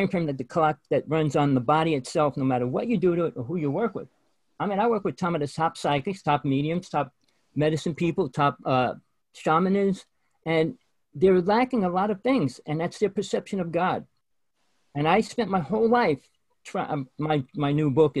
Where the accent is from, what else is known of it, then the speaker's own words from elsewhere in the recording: New Jersey, United States; I grew up in Jersey